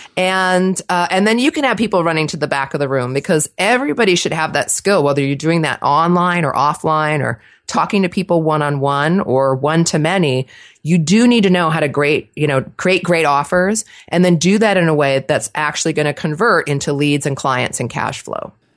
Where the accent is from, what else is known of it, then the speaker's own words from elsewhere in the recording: Los Angeles, California, United States; accent: Valley girl; moved away as an adult; also born or lived in New Jersey; now in Portland, United States; I was actually born in New Jersey, transplanted to Los Angeles, so I was raised in Southern California by two New Yorkers